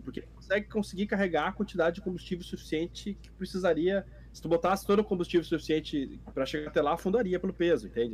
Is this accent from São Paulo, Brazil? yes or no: no; Rio Grande do Sul, Brazil; moved away; also born or lived in Porto Alegre; eu sou gaúcho